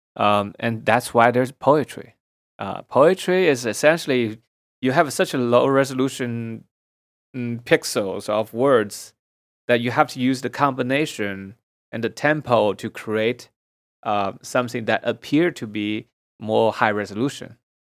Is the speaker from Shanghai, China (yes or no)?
yes; Shanghai, China; moved away as an adult; now in United States; Shanghai was mostly just cities. There's not much nature, and uh, as a city boy